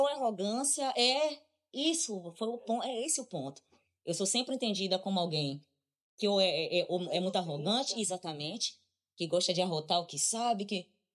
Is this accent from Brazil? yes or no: yes; Brazil; a única coisa que me diz que eu sou brasileira é o meu passaporte, é a minha identidade, é quando eu digo eu sou brasileira